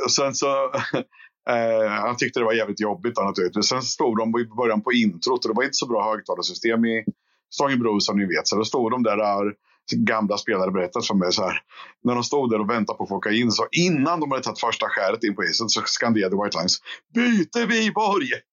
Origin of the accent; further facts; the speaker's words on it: Skänninge, Östergötland, Sweden; jag är från Skänninge från början